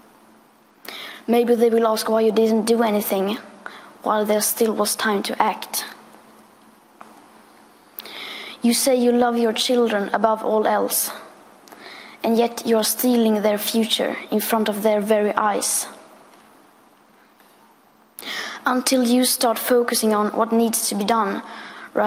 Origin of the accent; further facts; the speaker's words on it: Sweden; I am 15 years old and I'm from Sweden